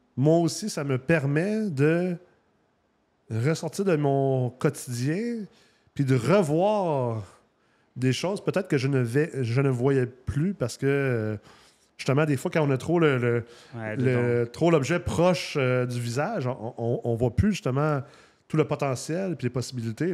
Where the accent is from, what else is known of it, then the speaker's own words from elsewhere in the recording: Quebec, Canada; also born or lived in Los Angeles, California, United States; moi j'ai grandi au Québec et en Californie, à Los Angeles.